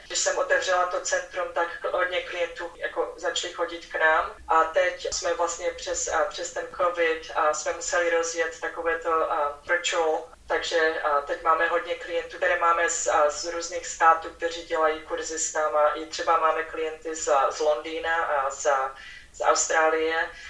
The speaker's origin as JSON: {"language": "Czech", "country": "Czechia", "tie": "born or raised there", "moved": "as an adult", "lives_now": "Houston, United States"}